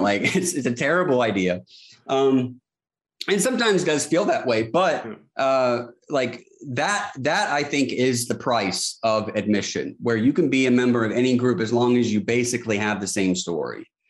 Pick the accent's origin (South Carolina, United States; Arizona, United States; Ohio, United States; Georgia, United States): South Carolina, United States; Charleston; I'm from Charleston, South Carolina. I still live here, born and raised